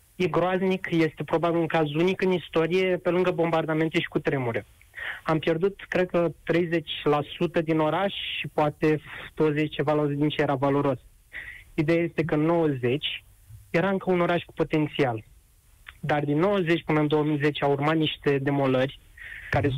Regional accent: Buzău County, Romania; moved away as an adult; now in Bucharest, Romania; sunt din Buzău, sunt student în București, locuiesc

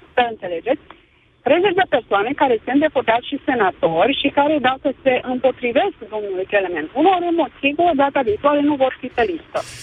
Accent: Székely Land, Romania; now in Cluj-Napoca, Romania; născută în uh, Secuine

